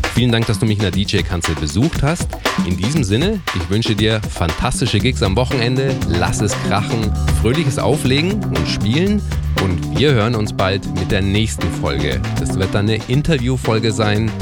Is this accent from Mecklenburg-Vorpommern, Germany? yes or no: no; Erlangen, Bavaria, Germany; in meiner Heimatstadt, in Erlangen